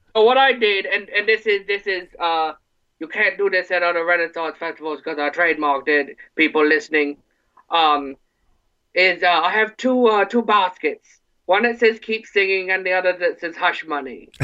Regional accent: Ortonville, Michigan, United States; I'm originally from Ortonville, Michigan

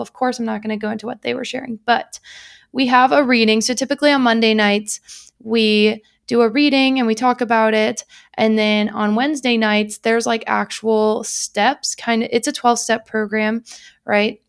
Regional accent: United States; I'm American

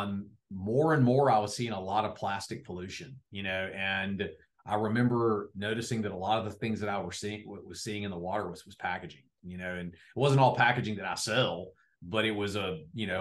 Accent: Wrightsville Beach, North Carolina, United States; I grew up in Riceville Beach, North Carolina

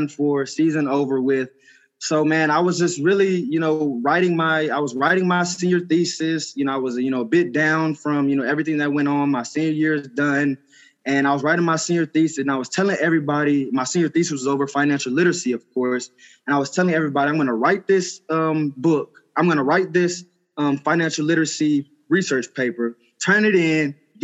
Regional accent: Houston, Texas, United States; moved away as an adult; also born or lived in Knoxville, Tennessee; I was raised in Houston, Texas

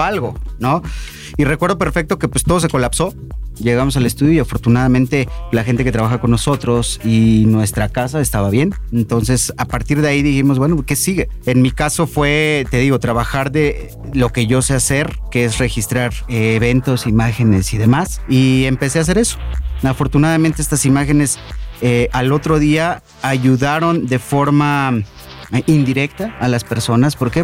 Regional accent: Mexico; como buenos mexicanos

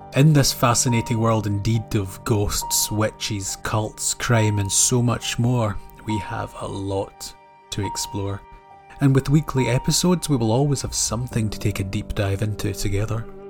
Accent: Scotland, United Kingdom; Born and raised in Scotland, storytelling has always been part of my culture

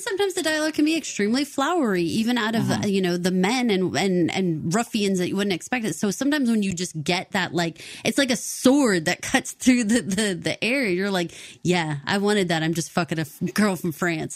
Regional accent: Texas, United States; Paul and I are both born and raised in Texas

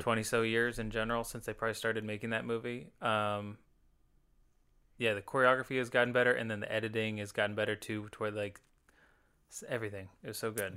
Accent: Franklin, United States; we grew up in Franklin

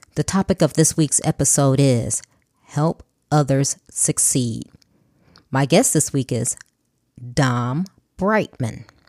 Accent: Chicago, Illinois, United States; I'm originally from Chicago, so I grew up in inner city Chicago

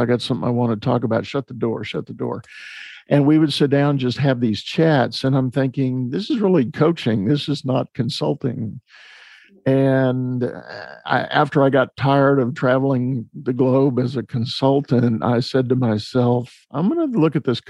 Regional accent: San Antonio, Texas, United States; I was growing up in San Antonio, Texas

